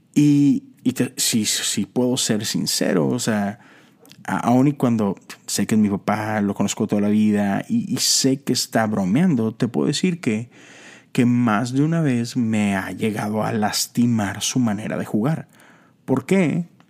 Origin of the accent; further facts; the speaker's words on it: Monterrey, Nuevo León, Mexico; Soy mexicano y soy de Monterrey, Nuevo León